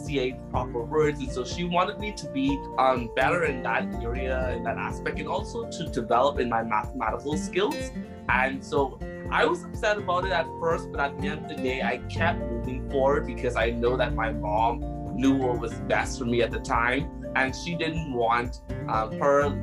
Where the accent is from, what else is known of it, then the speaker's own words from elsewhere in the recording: Bahamas; also born or lived in Prince Edward Island, Canada; now in Halifax, Canada; that type of island home that I grew up in the Bahamas